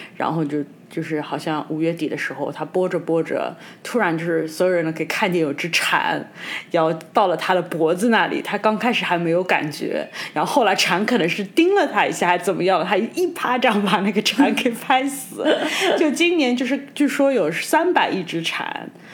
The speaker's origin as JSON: {"language": "Chinese", "country": "China", "tie": "born or raised there", "said": "成长在中国"}